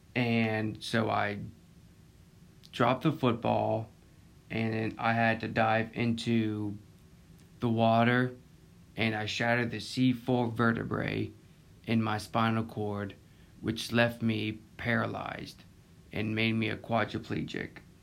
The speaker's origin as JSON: {"language": "English", "town": "Pensacola", "region": "Florida", "country": "United States", "tie": "born or raised there", "also_born_or_lived": "Pace, Florida", "said": "I was born in Pensacola, Florida, and I live in Pace, Florida, just a couple minutes away from Pensacola"}